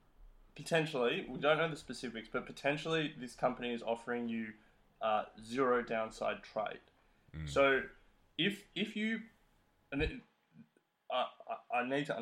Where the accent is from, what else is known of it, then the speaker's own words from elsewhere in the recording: Australia; So, as an Australian, I think it's hard to invest in mutual funds